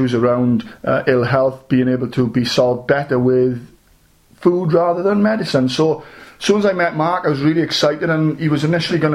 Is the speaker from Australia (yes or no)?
no; South Wales, United Kingdom; I'm from South Wales